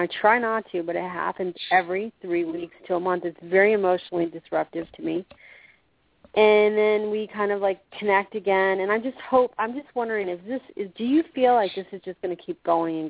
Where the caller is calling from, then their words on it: Florida, United States; I'm calling from Florida.